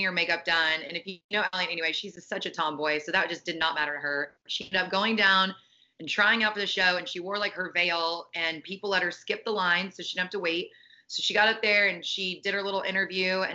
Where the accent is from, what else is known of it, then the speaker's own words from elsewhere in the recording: Dallas, Texas, United States; I grew up in Dallas